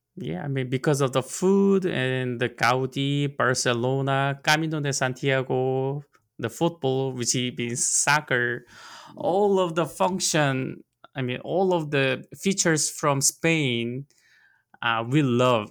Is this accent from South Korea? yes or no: yes; South Korea; West Side, which is nearby my hometown